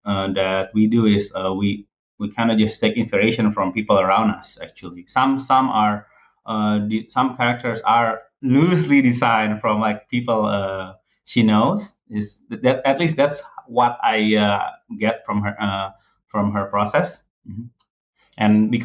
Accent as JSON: {"language": "English", "country": "Indonesia", "tie": "born or raised there", "second_language": "English", "said": "I mean, me growing up in Indonesia, and Jeremy, he grew up in Bali."}